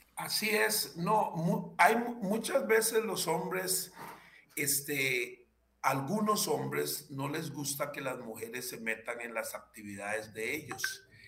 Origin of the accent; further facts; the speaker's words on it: Limón, Costa Rica; also born or lived in Matina, Limón / San José / La Unión de Tres Ríos, Cartago; yo adquirí conciencia de mí mismo eh, en, en, el cantón central de la provincia de Limón